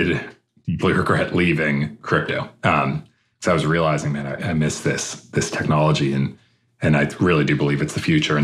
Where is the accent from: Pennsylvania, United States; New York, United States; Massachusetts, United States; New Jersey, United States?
Massachusetts, United States; outside of Boston; moved away as an adult; also born or lived in Palo Alto, California; I grew up outside of Boston, Massachusetts.